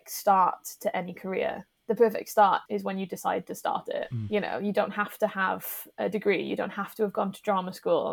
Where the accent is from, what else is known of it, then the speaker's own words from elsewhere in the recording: the Valleys, Wales, United Kingdom; also born or lived in Aberystwyth / Cardiff; I was born in West Wales. I grew up in the valleys